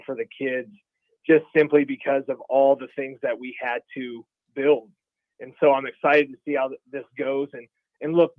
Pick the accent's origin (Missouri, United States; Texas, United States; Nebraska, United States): Nebraska, United States; Pierce; now in Lincoln, United States; I grew up in Pierce, Nebraska